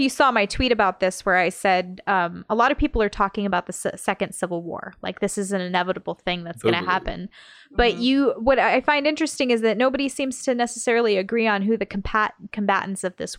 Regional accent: United States; As an American

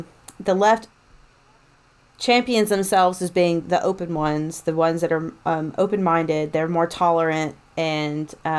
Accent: East Tennessee, United States; I'm coming from a family that was mostly conservative, you know, growing up in East Tennessee.

